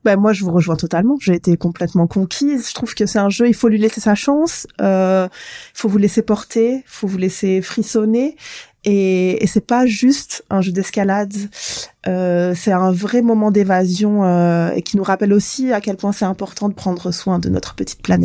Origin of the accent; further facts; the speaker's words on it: Provence-Alpes-Côte d'Azur, France; moved away; also born or lived in the Far North (Grand Nord); je suis originaire euh, de la Côte d'Azur